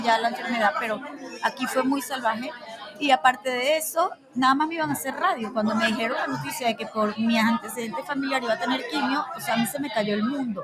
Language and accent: Spanish; Venezuela; moved away as an adult; also born or lived in Panama; now in United States; soy venezolana de pura cepa, con mucho orgullo por mi país